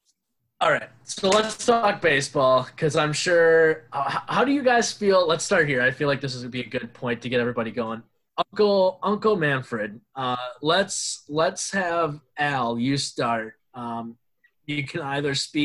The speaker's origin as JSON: {"language": "English", "town": "Madison", "region": "Wisconsin", "country": "United States", "said": "I'm from Madison, from Wisconsin"}